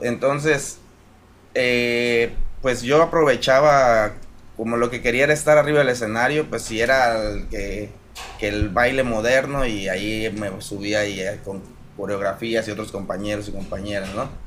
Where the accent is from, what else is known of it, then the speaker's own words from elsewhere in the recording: Apatzingán, Michoacán, Mexico; moved away as an adult; also born or lived in Mexico City, Mexico / Prague, Czech Republic; soy de aquí de Patzingán